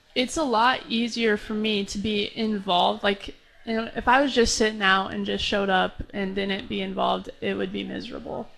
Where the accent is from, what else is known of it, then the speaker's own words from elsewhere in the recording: Lincoln, Nebraska, United States; moved away; back in Lincoln in my hometown